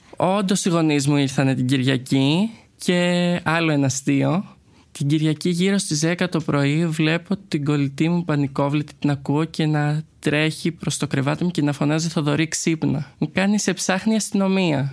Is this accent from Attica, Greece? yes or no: no; Crete, Greece; moved away as an adult; now in Athens, Greece; Εγώ είμαι ένα παιδί από την Κρήτη. Έχω μεγαλώσει σε μια αρκετά κλειστή κοινωνία